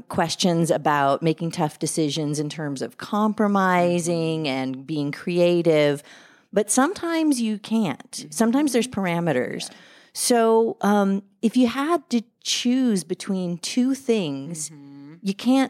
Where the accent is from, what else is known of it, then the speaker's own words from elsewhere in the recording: Louisiana, United States; I'm from Louisiana.